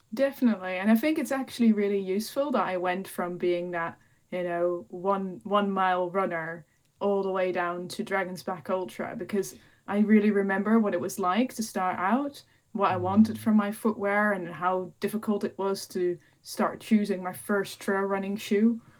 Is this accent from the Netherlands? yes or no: yes; Netherlands; moved away as an adult; also born or lived in Peak District, United Kingdom; now in United Kingdom; I'm originally from the Netherlands, which is probably the flattest country uh, in Europe or even the world